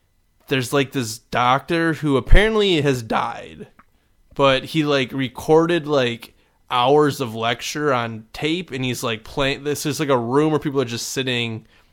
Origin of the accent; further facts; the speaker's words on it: Midwest, United States; accent: Midwestern; our Midwestern accents sounded like Canadians.